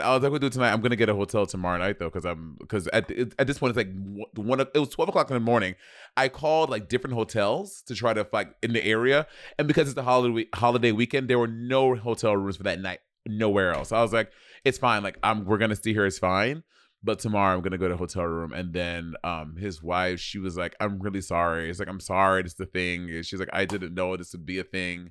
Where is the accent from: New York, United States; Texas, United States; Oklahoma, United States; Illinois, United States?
New York, United States; New York City; I'm from motherfucking New York City